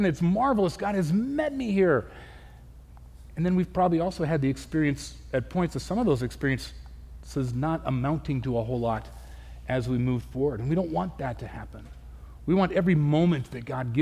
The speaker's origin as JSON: {"language": "English", "region": "Southern California", "country": "United States", "tie": "born or raised there", "moved": "yes", "lives_now": "Spokane, United States", "said": "I grew up in Southern California"}